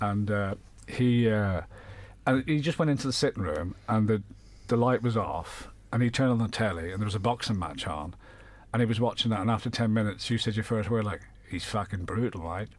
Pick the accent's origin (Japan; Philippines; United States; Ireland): Ireland; Dublin, Leinster; also born or lived in London; In 1970, in the height of the Troubles, we moved back to Dublin from London